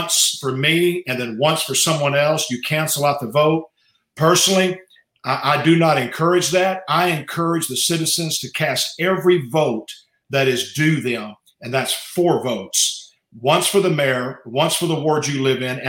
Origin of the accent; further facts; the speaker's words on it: Beaumont, Texas, United States; I was born here in Beaumont, raised in this area